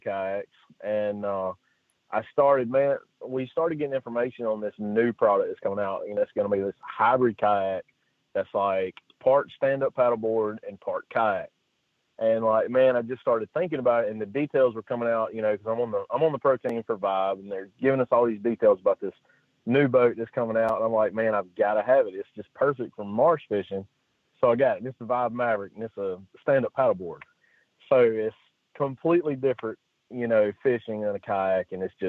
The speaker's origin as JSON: {"language": "English", "region": "coastal Mississippi", "country": "United States", "tie": "born or raised there", "moved": "as an adult", "lives_now": "Alabama, United States", "said": "Then we moved to Mississippi, you know, where all my, you know, basically all my family is from."}